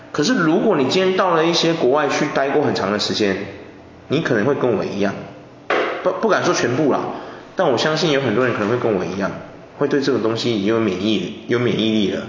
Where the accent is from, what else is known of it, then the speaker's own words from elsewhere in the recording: Taiwan; 我小时候是住在那个， 一开始是住在那个北平路那里